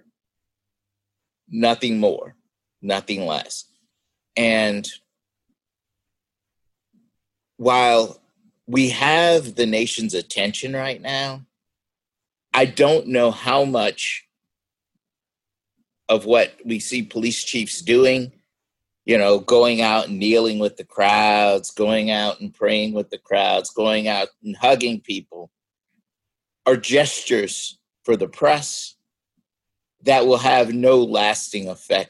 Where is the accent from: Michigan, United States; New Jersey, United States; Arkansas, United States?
Arkansas, United States; we're all from Arkansas, we're all in Arkansas